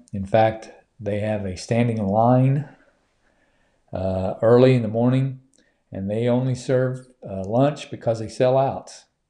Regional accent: Duncan, Oklahoma, United States; from my hometown there in, uh, Duncan

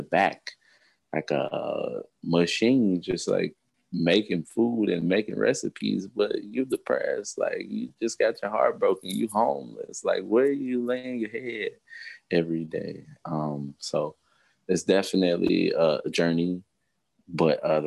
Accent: Midwest, United States; I'm from the Midwest

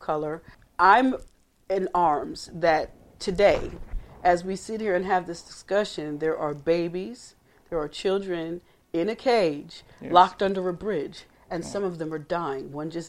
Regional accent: the North, United States; moved away as an adult; now in Gwinnett County, Georgia, United States; I've lived here 20 years. Mm-hmm. I come from the North.

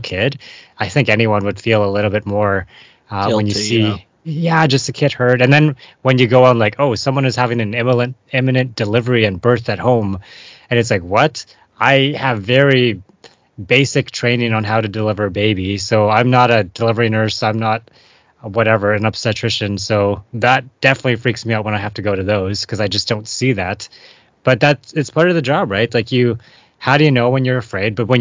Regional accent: Vancouver, British Columbia, Canada; growing up in Vancouver, living in Vancouver, going volunteering, doing stuff downtown Eastside as like a kid, teenager

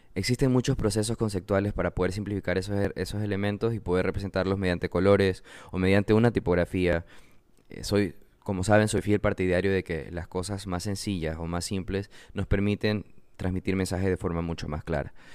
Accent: Manabí, Ecuador; Yo soy de Manabí, de nuevo soy diseñador ecuatoriano, vivo en la costa

